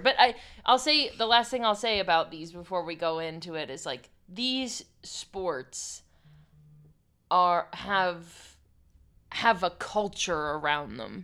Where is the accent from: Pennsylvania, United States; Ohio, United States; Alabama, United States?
Pennsylvania, United States; Pittsburgh; growing up in Pittsburgh